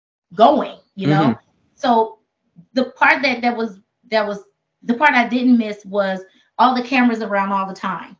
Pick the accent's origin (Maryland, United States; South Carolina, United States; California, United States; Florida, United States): California, United States; Oakland; I come from Oakland.